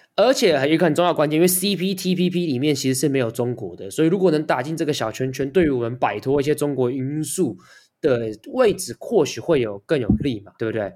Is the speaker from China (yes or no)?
no; Taiwan; 作为一个台湾人